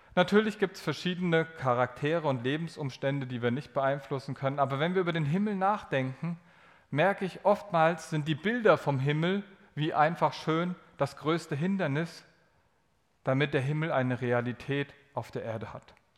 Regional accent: Germany; Also bin ich ja aus Deutschland

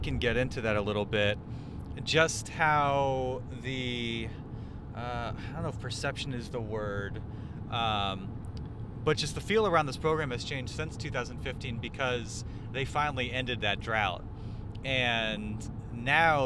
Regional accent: Philadelphia, Pennsylvania, United States; moved away; also born or lived in Baltimore; I'm from Philadelphia

